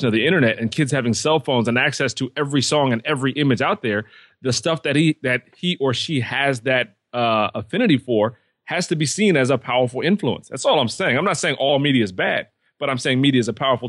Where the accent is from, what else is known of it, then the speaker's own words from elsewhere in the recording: outside of New York, United States; I grew up outside of New York